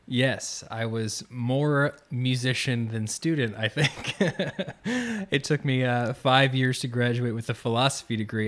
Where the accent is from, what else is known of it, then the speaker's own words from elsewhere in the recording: Orlando, Florida, United States; now in Gainesville, United States; I grew up outside of Orlando, uh, kinda near Winter Park, Maitland area